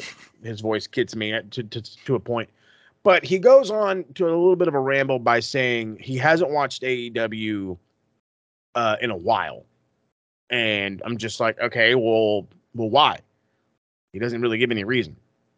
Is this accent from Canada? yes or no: yes; Canada; Because we're Canadian.